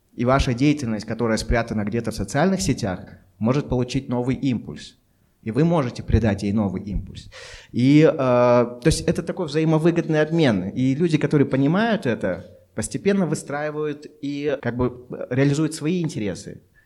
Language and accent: Russian; Almaty, Kazakhstan; Я алматинец